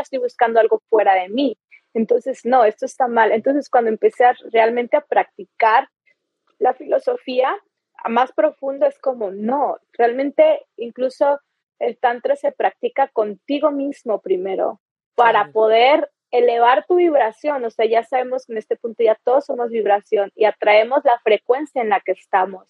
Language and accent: Spanish; Chihuahua, Mexico; now in Playa del Carmen, Mexico; Yo soy mexicana, nací en Chihuahua, en el norte y aquí es mi base